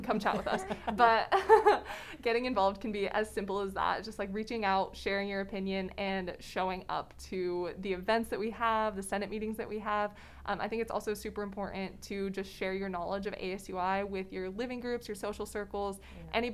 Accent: Kuna, Idaho, United States; moved away as an adult; coming from CUNA, Idaho, there was not much diversity of thought or diversity of any kind really in my hometown

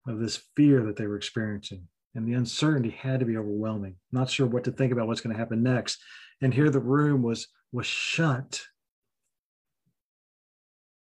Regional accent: Kentucky, United States; I've got the Scottish Welsh background. I'm from Kentucky

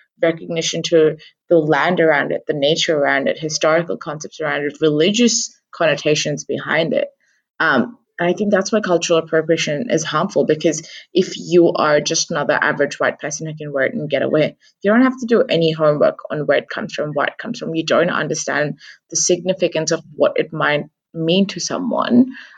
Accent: India; essentially I as an Indian woman have had to justify through 300 years of colonialism

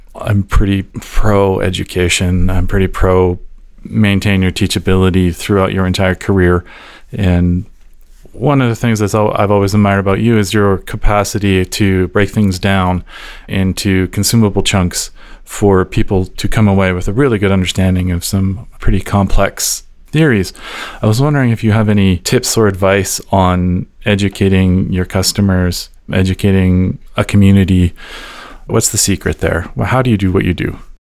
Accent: Calgary, Alberta, Canada; I was born and raised here in Calgary.

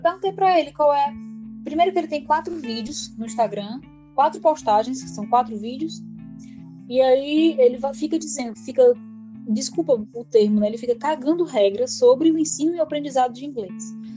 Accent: Ceará, Brazil; first language Portuguese; Sou brasileira, sou cearense

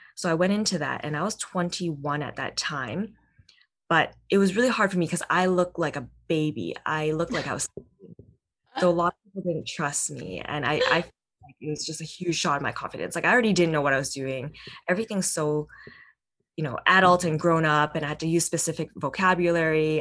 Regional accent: Vancouver, British Columbia, Canada; born or raised there

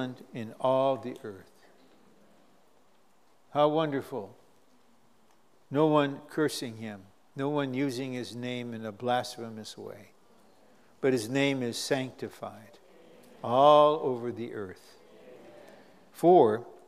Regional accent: United States; now as an American, I got to live in that crazy political situation.

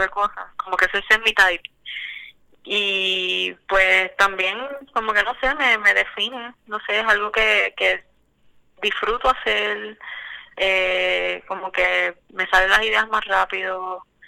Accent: Puerto Rico; yo soy de Calle

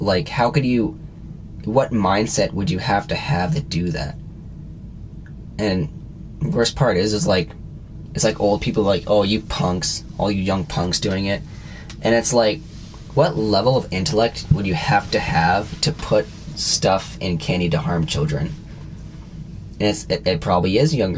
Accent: Canada; we're Canadian, we live in Canada

